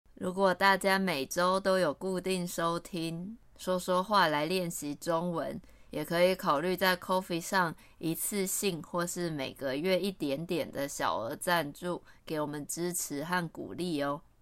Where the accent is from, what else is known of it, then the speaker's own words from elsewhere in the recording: Taiwan; 还是会有蛮多台湾人会回答自己是民国几年出生的。像我是一九八九年出生的，也就是民国七十八年